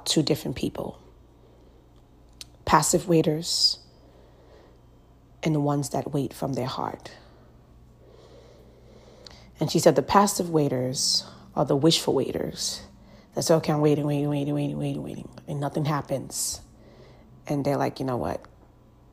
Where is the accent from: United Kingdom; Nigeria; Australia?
Nigeria; Nigerians, I'm Nigerian